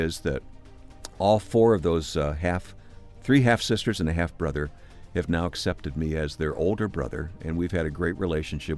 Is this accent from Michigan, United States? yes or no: yes; Michigan, United States; I grew up in Michigan